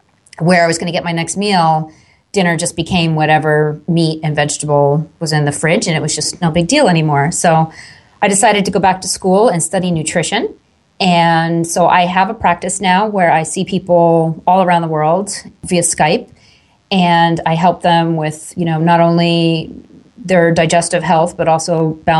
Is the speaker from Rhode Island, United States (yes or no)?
no; Long Island, New York, United States; I grew up on Long Island, which is outside of New York City, about an hour and a half way on the eastern end of Long Island, New York.